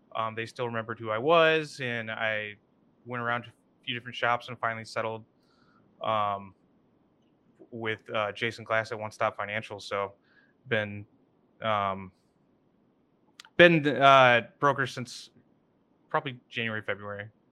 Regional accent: Kalamazoo, Michigan, United States; I grew up in Kalamazoo

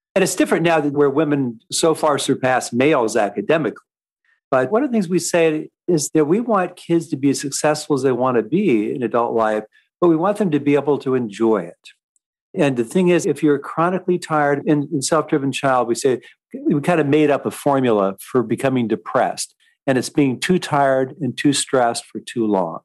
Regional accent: Seattle, Washington, United States; I grew up in Seattle

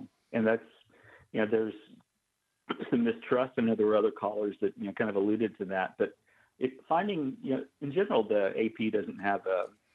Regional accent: Oklahoma, United States; I grew up in Oklahoma

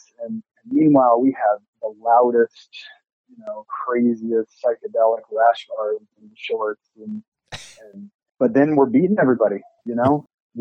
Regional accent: Nebraska, United States; moved away; also born or lived in Phoenix / Denton, Texas; when I was growing up in Nebraska

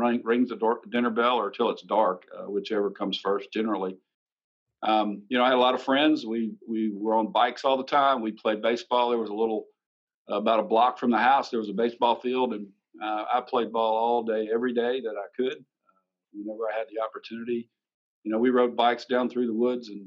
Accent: Sumter, South Carolina, United States; also born or lived in Indiana; I was actually born in Indiana while my dad was going to college and working three jobs, I think, at the same time. I grew up in Sumter, South Carolina, which was my parents' hometown

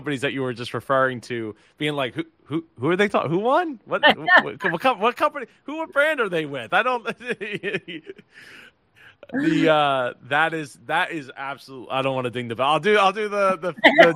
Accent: New Jersey, United States; I'm from Jersey

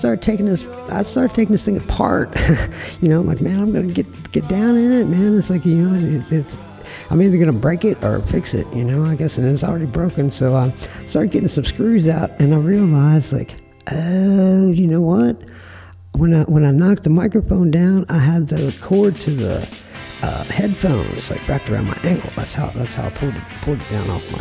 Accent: Frederick, Maryland, United States; moved away; also born or lived in Portsmouth, Virginia; my hometown, Frederick, Maryland. And... You know, I grew up around there

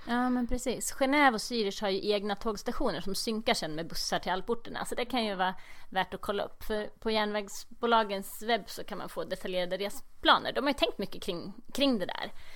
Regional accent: Eskilstuna, Södermanland, Sweden; also born or lived in Lindvallen; Jag är från Eskilstuna

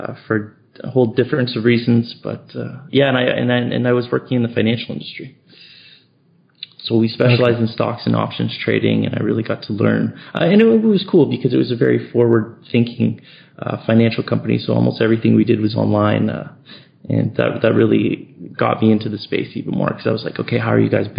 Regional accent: Yellowknife, Northwest Territories, Canada; moved away; I grew up in Canada, up in the far north, a really cold place.

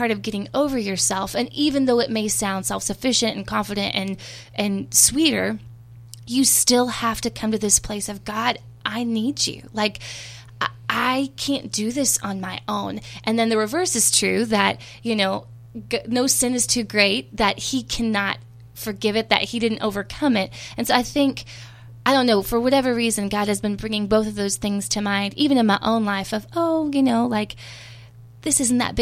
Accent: Texas, United States; I'm from Texas

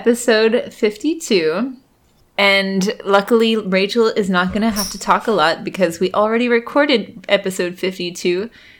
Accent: Tennessee, United States; In fact, whenever I tell people I grew up in Tennessee, they say, oh, really? You don't sound like it.

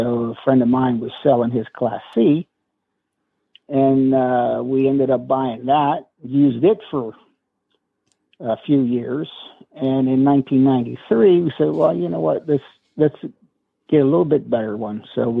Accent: Weirton, West Virginia, United States; Weirton, West Virginia.

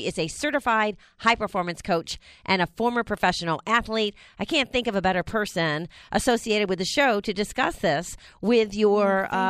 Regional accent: United States; It's the one thing that, as an American, it's the most valuable thing that we have

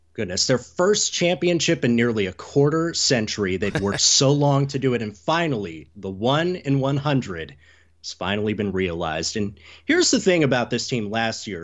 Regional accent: Southeast United States, United States; growing up in the Southeast United States

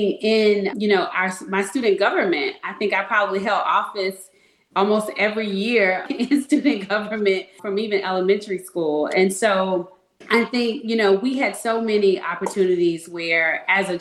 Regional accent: Atlanta, Georgia, United States; I grew up in Atlanta. in the 80s

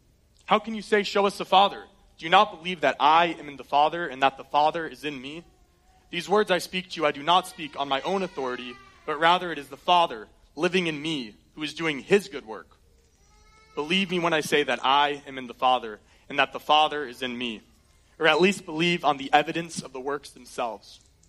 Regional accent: Colorado, United States; born there; I was born in Colorado. I love it. We get to do some road trips there growing up

